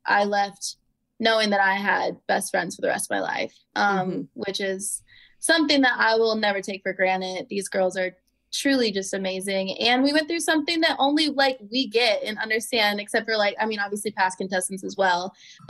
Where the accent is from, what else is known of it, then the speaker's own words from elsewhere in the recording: Iowa, United States; I'm from Iowa. I'm a little country